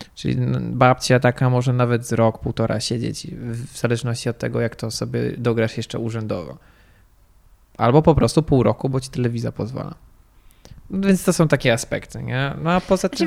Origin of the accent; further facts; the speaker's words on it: Warsaw, Masovian Voivodeship, Poland; ja jestem warszawiakiem